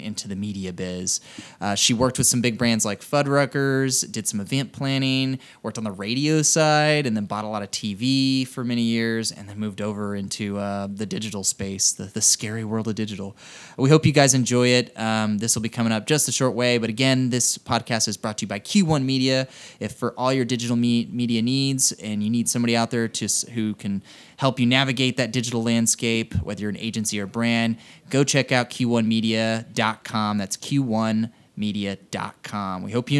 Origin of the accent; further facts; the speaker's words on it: Texas, United States; being from Texas